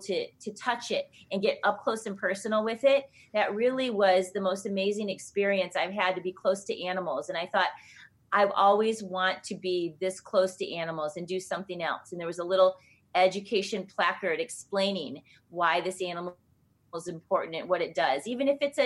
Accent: Michigan, United States; I'm from Michigan

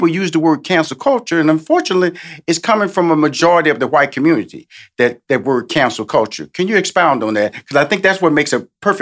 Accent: Houston, Texas, United States; I'm from Houston, Texas, born a native of Texas

